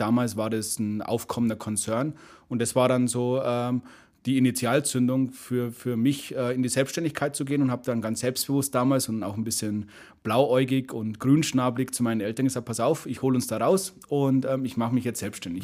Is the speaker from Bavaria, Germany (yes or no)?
yes; Munich, Bavaria, Germany; München, bin Münchner.